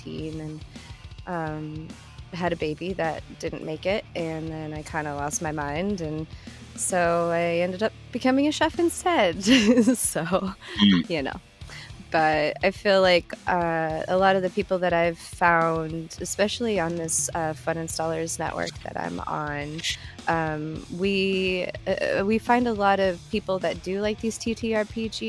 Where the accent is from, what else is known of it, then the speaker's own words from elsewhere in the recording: Wyoming, United States; moved away; also born or lived in Las Vegas, Nevada / Washington / Texas; I grew up in Wyoming